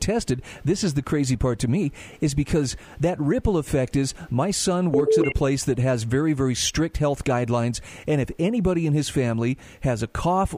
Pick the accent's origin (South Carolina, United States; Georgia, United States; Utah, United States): Utah, United States; my home state of Utah